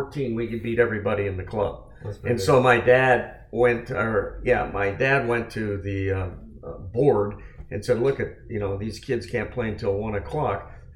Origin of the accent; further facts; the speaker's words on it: San Francisco Bay Area, California, United States; I was from the San Francisco Bay Area